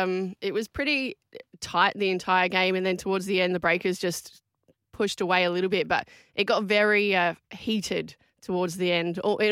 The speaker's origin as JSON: {"language": "English", "town": "Adelaide", "region": "South Australia", "country": "Australia", "tie": "born or raised there"}